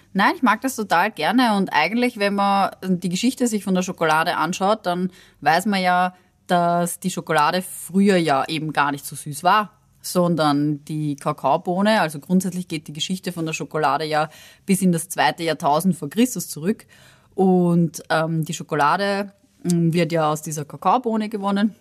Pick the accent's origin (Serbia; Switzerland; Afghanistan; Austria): Austria; bei uns in Österreich